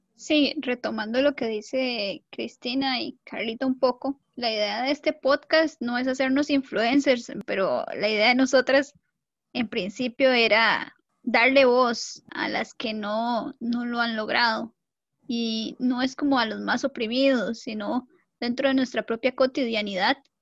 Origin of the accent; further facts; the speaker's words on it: Costa Rica; soy costarricense